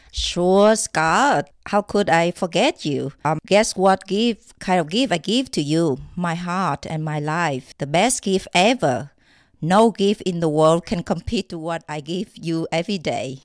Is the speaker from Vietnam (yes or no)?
yes; Vietnam; moved away as an adult; I came from Vietnam.